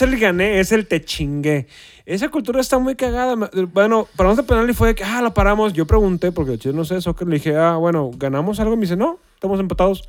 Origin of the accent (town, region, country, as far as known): Mexico